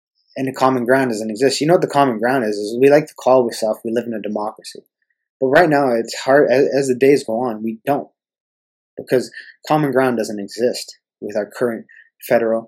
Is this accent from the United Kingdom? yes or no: no; Canada; I'm a fucking Canadian. I love being a Canadian and I love living here.